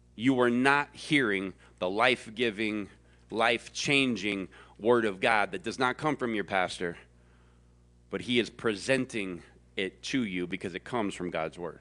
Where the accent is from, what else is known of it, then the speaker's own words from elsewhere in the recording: the South, United States; I was born and bred in the South